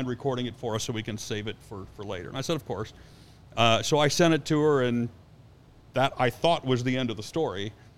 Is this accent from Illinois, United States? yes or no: yes; Chicago, Illinois, United States; moved away; also born or lived in Indianapolis, Indiana; It's not because that wasn't my hometown team.